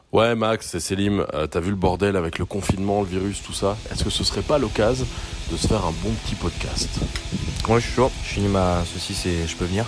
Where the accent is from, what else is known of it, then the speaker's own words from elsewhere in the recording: Belgium; chez nous en Belgique